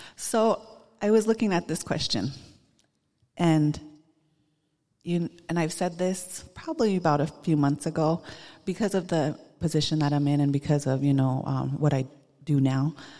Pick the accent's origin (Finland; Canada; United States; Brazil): United States; Busby, Montana; I'm Northern Cheyenne from Busby, Montana. I grew up in Busby